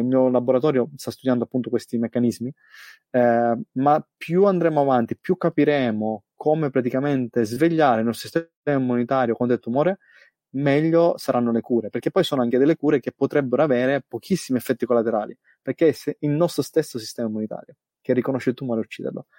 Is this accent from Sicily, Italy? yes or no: yes; Sicily, Italy; moved away as an adult; now in Australia; da buon siciliano